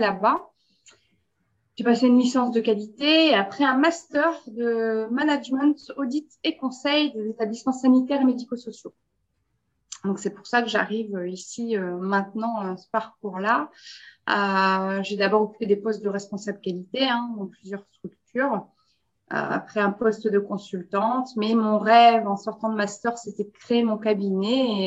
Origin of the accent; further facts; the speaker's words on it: Belgium; also born or lived in France; je suis belge